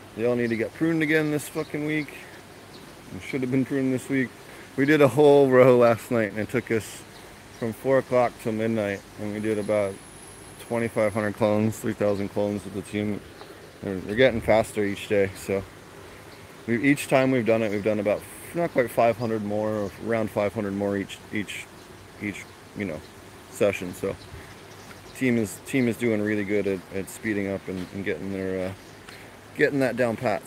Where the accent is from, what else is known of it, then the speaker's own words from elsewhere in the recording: Philadelphia, Pennsylvania, United States; I'm from Philly. We say water.